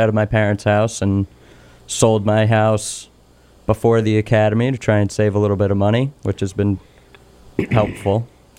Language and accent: English; Richmond, Massachusetts, United States; also born or lived in Ithaca, New York / Pittsfield; I grew up in Berkshire County. I've been here my whole life, besides 2 years when I was in college in Ithaca, New York. But I'm in the same house that I grew up in now.